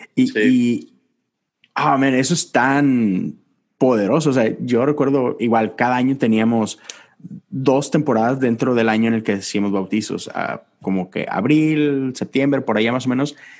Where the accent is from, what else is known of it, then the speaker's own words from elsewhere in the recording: Monterrey, Nuevo León, Mexico; moved away as an adult; now in Houston, United States; yo soy de Monterrey, estoy en Houston y estoy solo